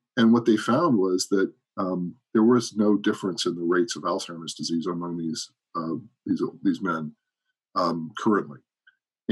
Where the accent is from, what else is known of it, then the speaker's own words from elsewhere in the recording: Colorado, United States; moved away as an adult; also born or lived in Columbus, Ohio / New Jersey; when I was five, we moved to Colorado. That's where I say I'm from. And that's where I grew up.